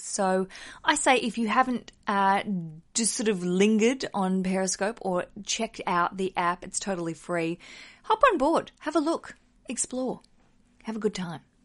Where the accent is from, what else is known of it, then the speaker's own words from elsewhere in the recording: Australia; now in London, United Kingdom; as an Australian, I think in dollars, and I live in a country that works in pounds.